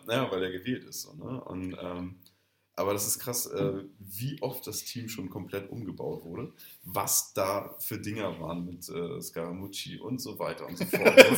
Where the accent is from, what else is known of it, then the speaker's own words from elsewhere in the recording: Germany; als äh, Deutscher